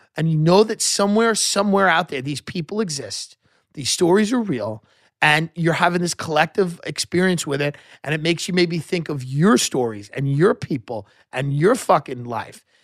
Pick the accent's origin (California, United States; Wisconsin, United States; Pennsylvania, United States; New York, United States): New York, United States; Long Island; the boomers that I grew up with on Long Island